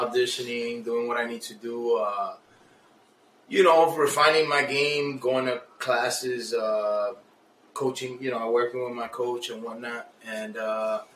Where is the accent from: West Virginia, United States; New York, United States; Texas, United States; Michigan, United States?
New York, United States; New York City; I'm Dominican. My background's Dominican. I was born and raised in the Heights